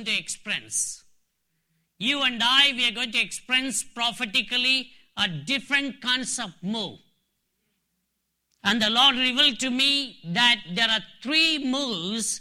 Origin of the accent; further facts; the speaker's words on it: Dharwad, Karnataka, India; moved away as an adult; also born or lived in Nagaland, India; I'm from India, in South India, a place called Dharwar. It's a city education center, but I'm from one of the districts from Bangalore, Karnataka. Even though I'm born and brought up in my hometown